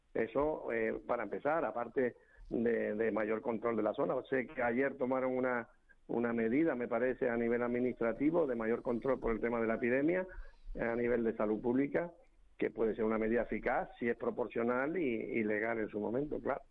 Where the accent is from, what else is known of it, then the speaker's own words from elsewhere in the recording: Santa Cruz de Tenerife, Canary Islands, Spain; como soy chicharrero